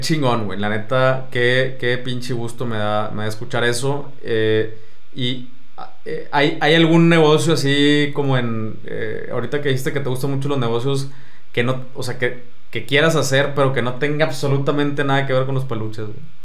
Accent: Mexico

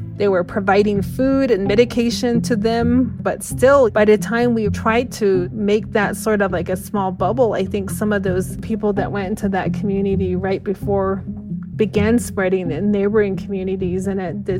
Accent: Navajo Mountain, Utah, United States; I am of the Ree People clan and born for the Red Streak Running Into Water clan, and I'm originally from Navajo Mountain, Utah.

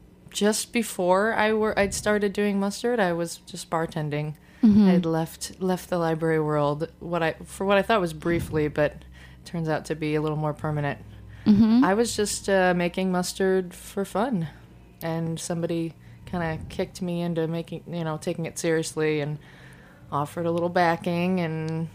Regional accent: Detroit, Michigan, United States; moved away as an adult; also born or lived in Portland, Oregon; now in Brooklyn, United States; I moved to New York from the Detroit area in Michigan to get my master's in library science, which I did in 2007.

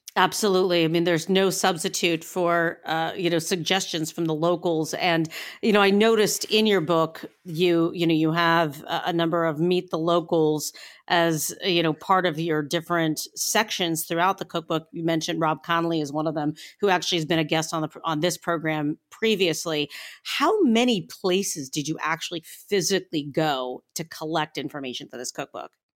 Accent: Northeastern Ohio, United States; I come from Northeastern Ohio, and, you know, I'm a short drive from both Buffalo and Pittsburgh

